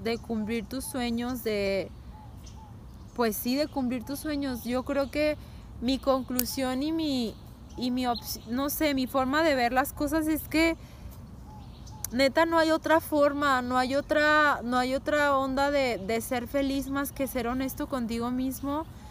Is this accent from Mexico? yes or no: yes; Mexico; nosotras somos mexicanas